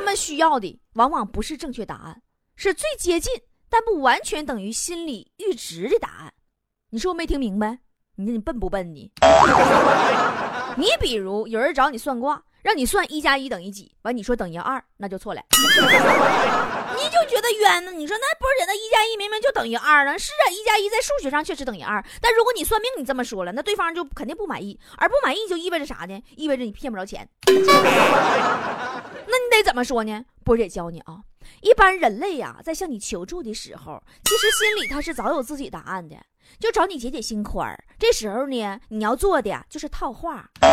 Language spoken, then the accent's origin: Chinese; China; 我们中国人是有这种悟性的